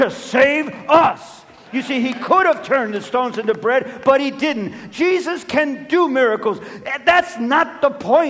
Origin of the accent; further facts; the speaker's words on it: Los Angeles, California, United States; I'm of Mexican descent, and when I was born and raised in Los Angeles